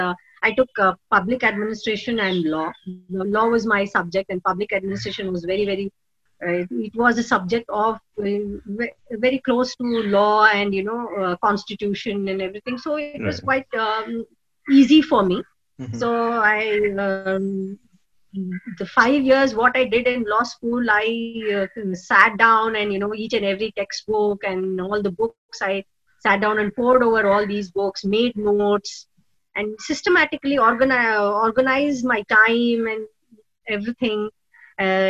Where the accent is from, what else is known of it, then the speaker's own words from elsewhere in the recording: Karnataka, India; moved away; also born or lived in Shimoga / Mysore / Bangalore; I'm originally from Karnataka. I was born in this district called Shimoga